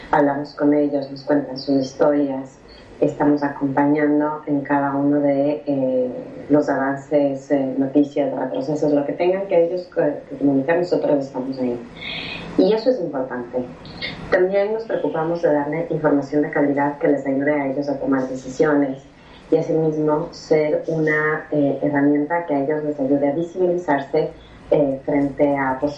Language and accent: Spanish; Ecuador; moved away as an adult; now in Buenos Aires, Argentina; Este, sí, soy ecuatoriana, ojo. Yo